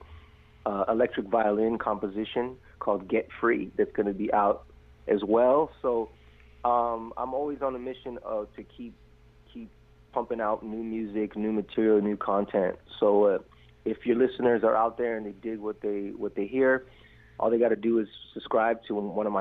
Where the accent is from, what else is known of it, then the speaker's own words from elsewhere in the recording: Phoenix, Arizona, United States; moved away as an adult; now in Brisbane, Australia; I'm from Phoenix, Arizona, born and raised